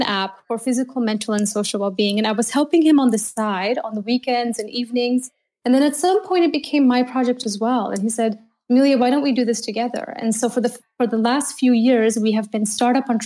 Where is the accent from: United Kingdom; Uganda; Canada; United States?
Canada; moved away as an adult; now in Berlin, Germany; I'm a Canadian in Berlin, and I've been here for 11 years